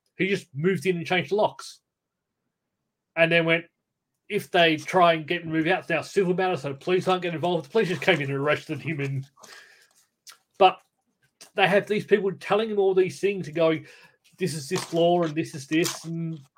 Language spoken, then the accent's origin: English; Cranbrook, Queensland, Australia; Cranbrook is where I grew up. I grew up in Carriage Park. We're about like 10 minutes away.